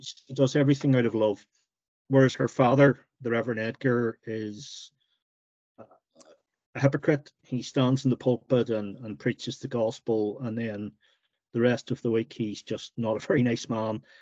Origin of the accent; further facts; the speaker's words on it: Northern Ireland, United Kingdom; Growing up in Northern Ireland during the during the Troubles